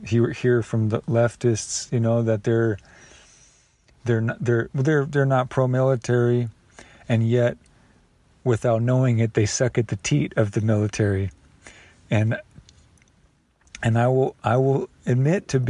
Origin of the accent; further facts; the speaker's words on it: United States; This would be the first war in my life as an American